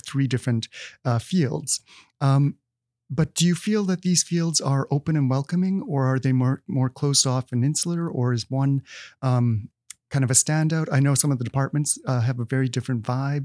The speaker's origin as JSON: {"language": "English", "region": "Manitoba", "country": "Canada", "moved": "yes", "said": "I'm from Manitoba"}